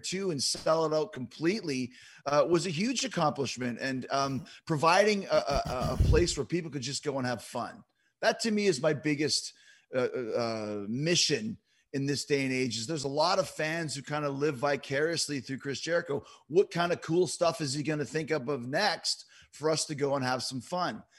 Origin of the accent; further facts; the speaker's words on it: Winnipeg, Manitoba, Canada; And Kenny and I obviously were both from Winnipeg